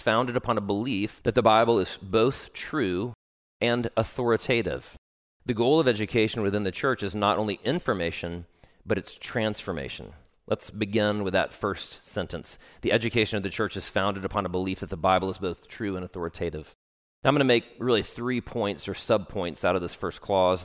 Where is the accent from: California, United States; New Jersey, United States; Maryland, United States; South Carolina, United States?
South Carolina, United States; Travelers Rest; my particular subculture growing up in Travelers Rest, South Carolina, was even more overtly Christian